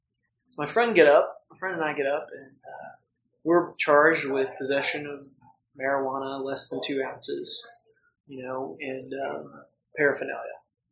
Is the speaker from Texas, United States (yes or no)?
no; Norman, Oklahoma, United States; in Norman, I was like, my hometown, I could, you know, maybe help out and help make things better.